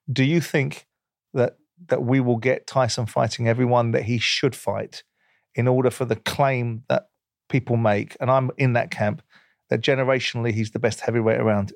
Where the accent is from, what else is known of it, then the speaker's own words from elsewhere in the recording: United Kingdom; as a Brit